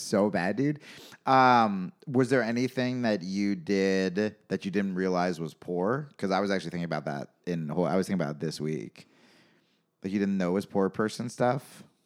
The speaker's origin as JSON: {"language": "English", "region": "New York", "country": "United States", "tie": "born or raised there", "said": "I grew up in New York."}